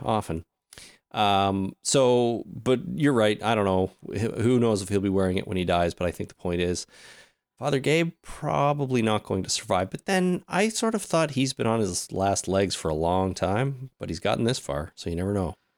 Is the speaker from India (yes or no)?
no; Canada; Us being Canadian